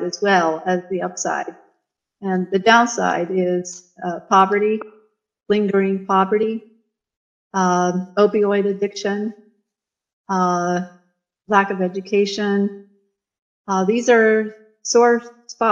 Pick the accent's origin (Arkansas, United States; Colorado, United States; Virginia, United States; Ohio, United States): Ohio, United States; moved away; I am from Ohio. My home state is Ohio